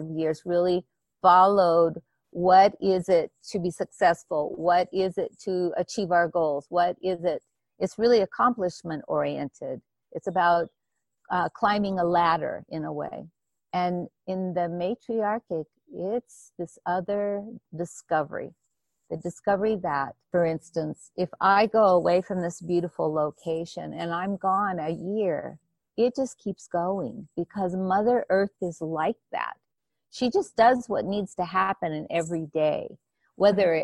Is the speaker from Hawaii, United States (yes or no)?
yes; Hawaii, United States; I grew up in Hawaii.